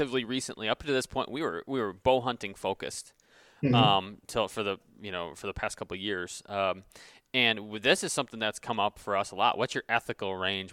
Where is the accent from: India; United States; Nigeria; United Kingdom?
United States; Michigan; I'm from Michigan, and the tradition here is you turn 14 and you get your lever action 30-30.